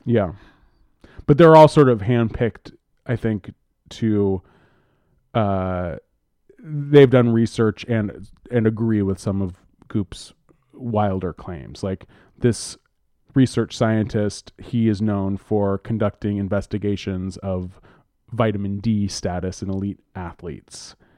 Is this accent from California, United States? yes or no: yes; East Bay, California, United States; I grew up in the East Bay.